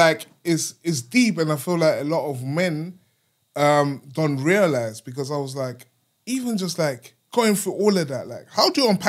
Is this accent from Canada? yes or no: no; Germany; moved away; When you come to Germany, in my hometown, where I was brought up.